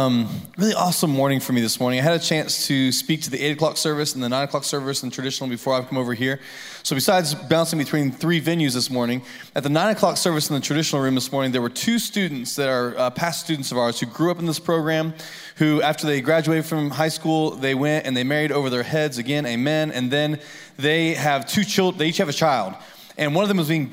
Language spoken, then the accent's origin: English; Lafayette, Indiana, United States; moved away as an adult; now in Columbia, United States; living in Lafayette, Indiana. It's a totally different ballgame. In fact, when I grew up, the only things I ever saw was like flat ground, cornfields